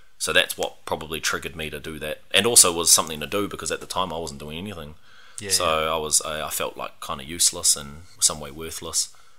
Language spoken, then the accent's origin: English; Australia; Well, actually, when I was growing up in Aussie, a lot of my sports surrounded rugby or rugby league.